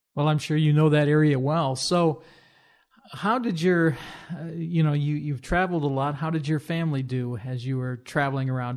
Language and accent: English; Rock Island, Illinois, United States; I grew up uh, in the Quad Cities area down in Rock Island, Illinois